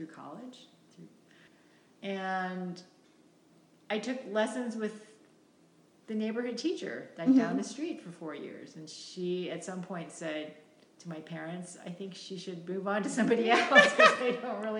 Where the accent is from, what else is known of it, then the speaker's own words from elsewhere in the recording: Madison, Wisconsin, United States; I was born in Wisconsin, Madison